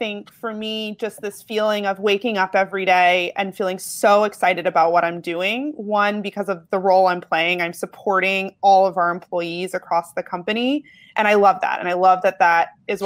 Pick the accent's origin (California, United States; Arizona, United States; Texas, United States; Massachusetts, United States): Massachusetts, United States; Boston; moved away as an adult; also born or lived in Vermont; I grew up in Boston